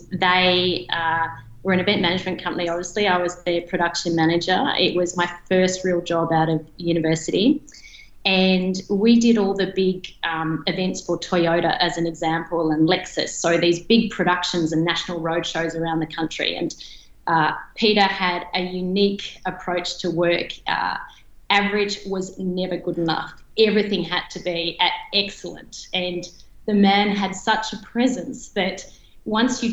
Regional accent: Albury, New South Wales, Australia; So I grew up in Albury. Some may call that Albury Wodonga, but I was definitely on the Albury side of the river. I grew up on a farm

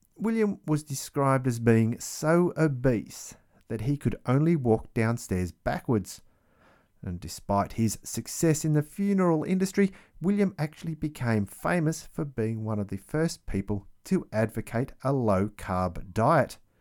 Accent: Australia; growing up in Australia

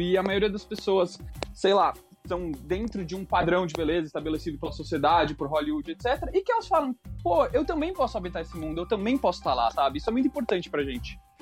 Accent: Brazil; como brasileiro

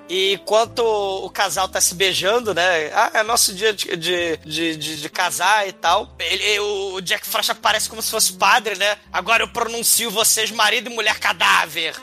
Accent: Rio de Janeiro, Brazil; eu sou carioca que nunca viu a neve

